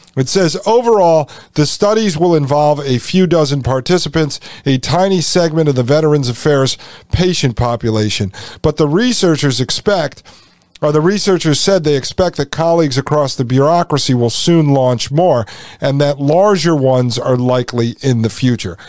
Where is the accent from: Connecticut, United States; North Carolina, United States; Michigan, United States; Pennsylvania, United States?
Connecticut, United States; I am from Connecticut, grew up in Connecticut.